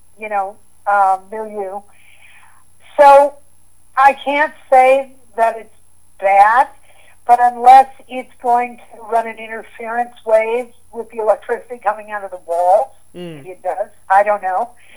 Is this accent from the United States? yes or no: yes; near the Great Lakes, Midwest, United States; also born or lived in Santa Barbara, California; now in Santa Fe, United States; I grew up in the Midwest. I grew up near the Great Lakes, and we had defined seasons